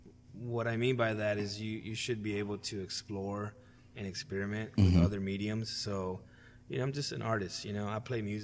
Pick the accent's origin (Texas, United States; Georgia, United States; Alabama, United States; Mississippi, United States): Texas, United States; Houston; I'm from Houston